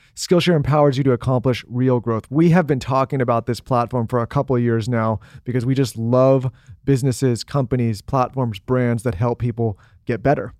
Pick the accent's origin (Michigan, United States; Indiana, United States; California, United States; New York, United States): California, United States; San Diego; moved away; we grew up in San Diego